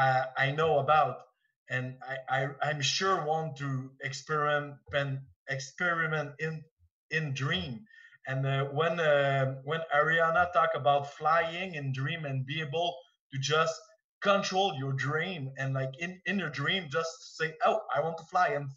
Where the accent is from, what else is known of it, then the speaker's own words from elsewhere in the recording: Quebec, Canada; English is a second language; I'm from Quebec, so my English is not so well